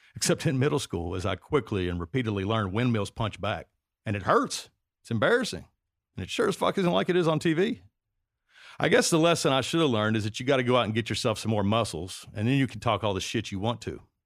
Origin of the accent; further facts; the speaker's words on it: Kentucky, United States; moved away; My home state